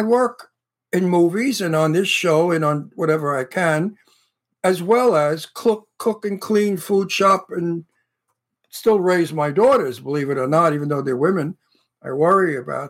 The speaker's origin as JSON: {"language": "English", "town": "New York City", "region": "New York", "country": "United States", "tie": "born or raised there", "said": "the Yiddish imamas that I grew up with in Brooklyn"}